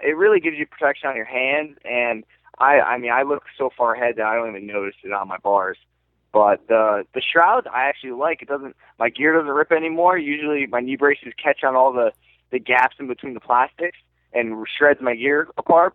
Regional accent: New York, United States; I'm from New York

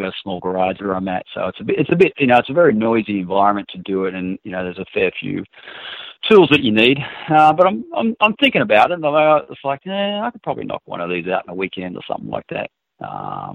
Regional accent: Newcastle, New South Wales, Australia; moved away as an adult; now in United States; him and I grew up in Newcastle together

